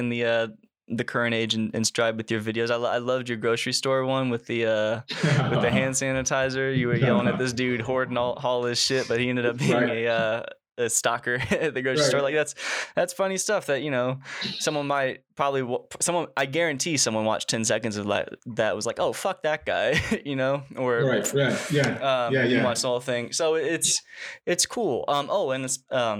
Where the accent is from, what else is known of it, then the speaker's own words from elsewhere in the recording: Springfield, Illinois, United States; also born or lived in Mexico; I'm from Springfield, Illinois, which is like right smack dab in the middle of Illinois